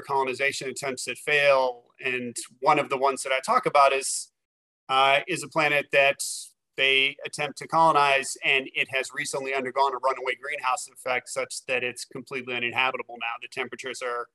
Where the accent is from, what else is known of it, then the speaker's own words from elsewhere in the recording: West Virginia, United States; I grew up in West Virginia in pretty rough circumstances